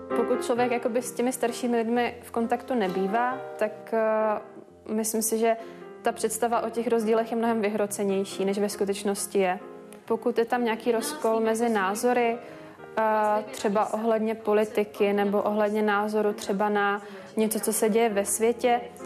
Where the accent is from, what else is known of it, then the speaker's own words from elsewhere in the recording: Brno, South Moravian Region, Czechia; moved away as an adult; now in Prague, Czech Republic; Já pocházím z Brna a do Prahy jsem přijela studovat